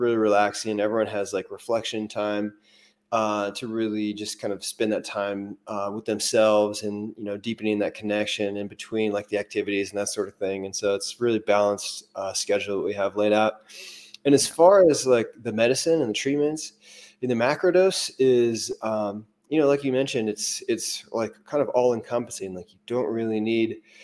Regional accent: Missouri, United States; moved away; where I'm from Missouri

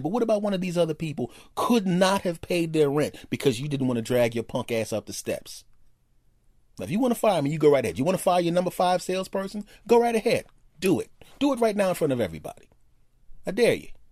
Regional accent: East Coast, United States; I was born on the East Coast, and I tend to speak quickly

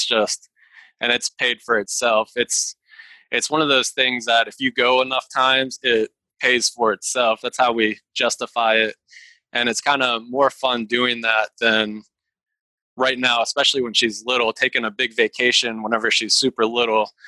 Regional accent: Pittsburgh, Pennsylvania, United States; now in Virginia, United States; I'm originally from Pittsburgh, Pennsylvania, so I'm used to lots of snow.

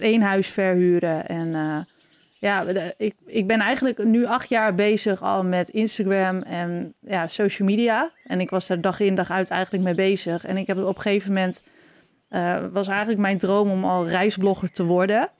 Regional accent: Norg, Drenthe, Netherlands; we zitten hier nu in het huis waar ik ben opgegroeid, in Norg

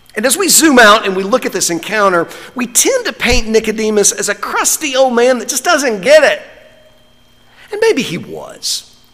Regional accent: North Carolina, United States; I'm from North Carolina

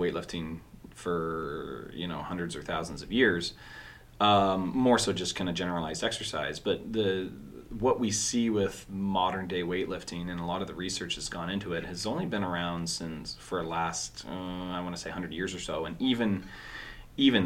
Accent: Orangeville, Ontario, Canada; I remember growing up in Orangeville

